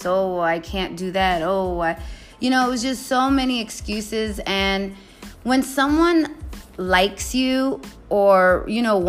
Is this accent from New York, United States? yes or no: yes; New York, United States; I'm just a New Yorker